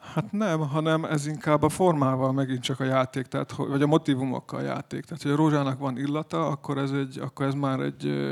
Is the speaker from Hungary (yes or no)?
no; Serbia; mi magyarok vagyunk valóban, de vagyunk egy kicsit szerbek is.